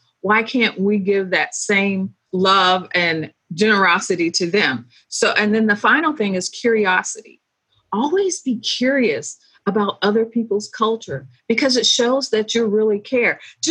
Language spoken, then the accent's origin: English; Philippines; also born or lived in Greece; I grew up in the Philippines. I spent at least 8 years. So my young years and then my high school years were all in the Philippines.